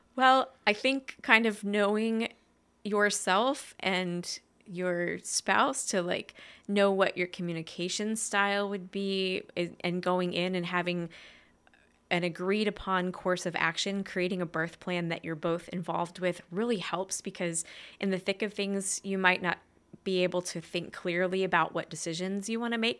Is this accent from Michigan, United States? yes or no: no; Main Line area near Philadelphia, Pennsylvania, United States; I was born in Pennsylvania, kind of like in the, um, mainline area towards Philadelphia